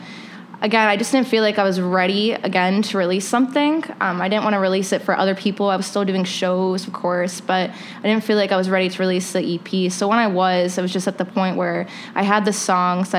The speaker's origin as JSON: {"language": "English", "region": "Maryland", "country": "United States", "tie": "born or raised there", "moved": "yes", "lives_now": "Chicago, United States", "said": "my hometown in Maryland"}